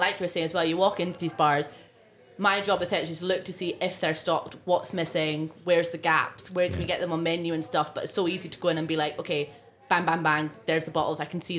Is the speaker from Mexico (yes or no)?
no; Isle of Harris, Scotland, United Kingdom; first language Scottish Gaelic; English is a second language; now in Edinburgh, United Kingdom; So I grew up 10 minutes away from Tarbert. So I grew up in Yavag, down in the bays, so in the side of Harris there.